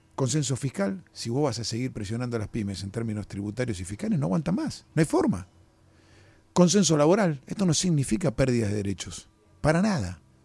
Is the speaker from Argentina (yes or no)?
yes; Argentina; como argentinos